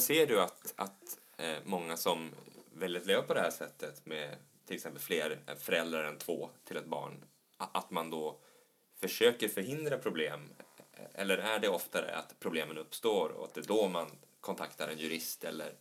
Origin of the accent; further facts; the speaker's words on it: Norrland, Sweden; Jag är ju från Norrland